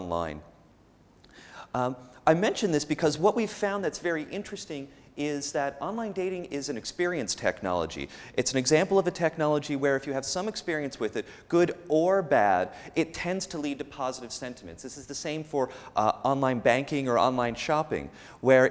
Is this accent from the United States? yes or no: no; Canada; moved away; I'm from North America. I'm from Canada